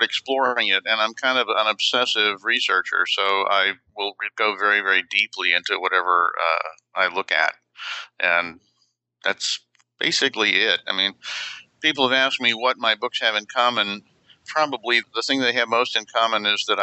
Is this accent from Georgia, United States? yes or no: yes; Atlanta, Georgia, United States; I grew up in Atlanta, Georgia.